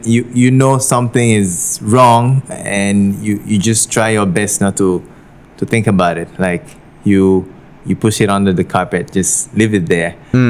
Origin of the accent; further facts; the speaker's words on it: Togo; moved away as an adult; also born or lived in Guinea; now in Penang, Malaysia; I wasn't born in Togo. I was born in Guinea, but I'm from Togo. So... and I spent most of my life there, decided to come over to Asia for studies